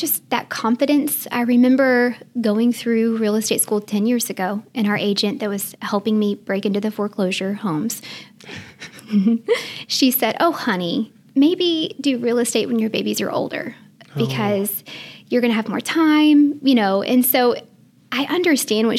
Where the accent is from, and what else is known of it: Memphis, Tennessee, United States; born or raised there; also born or lived in Mesa, Arizona / Germantown, Tennessee / Bartlett, Tennessee